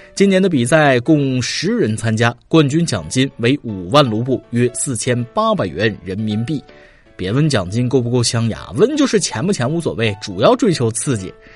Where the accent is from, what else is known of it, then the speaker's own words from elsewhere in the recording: China; 我们中国人